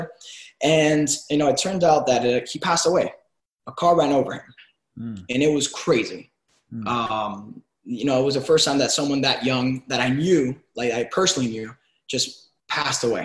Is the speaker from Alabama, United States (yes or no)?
no; Miami, Florida, United States; also born or lived in Cuba / Venezuela / New York; I was born in Cuba and raised in Miami